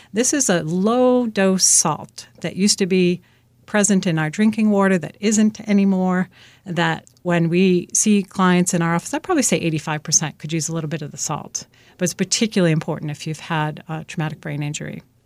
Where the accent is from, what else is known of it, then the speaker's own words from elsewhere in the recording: Boston, Massachusetts, United States; I'm from the Boston area, originally from Dorchester, actually.